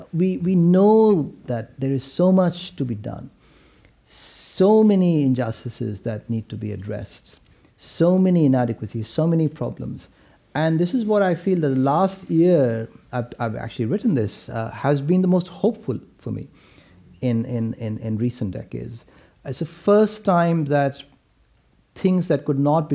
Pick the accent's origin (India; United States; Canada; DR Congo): India; when I was growing up in India in the 70s and 80s